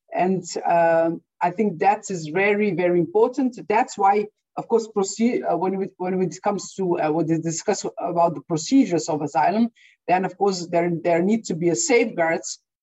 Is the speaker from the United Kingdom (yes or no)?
no; Slovenia; I come from Slovenia, and historically, um, and I was born still in Yugoslavia